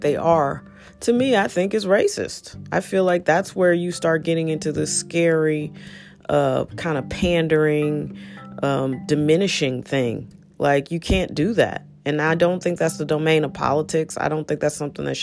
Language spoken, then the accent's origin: English; St. Louis, Missouri, United States; moved away as an adult; also born or lived in Washington, D.C.; growing up in St. Louis and being Black